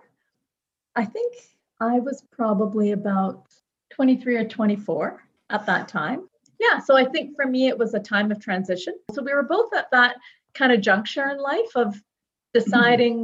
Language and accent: English; Toronto, Ontario, Canada; I was born and raised in Toronto.